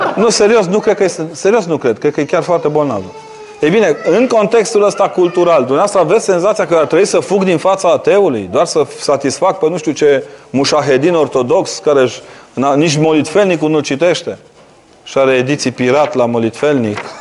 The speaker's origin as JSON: {"language": "Romanian", "region": "Transylvania", "country": "Romania", "said": "Eu, ca ardelean"}